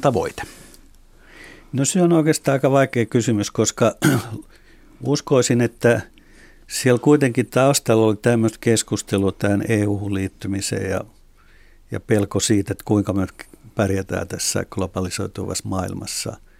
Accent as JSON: {"language": "Finnish", "town": "Espoo", "region": "Uusimaa", "country": "Finland", "said": "itse olen Espoosta"}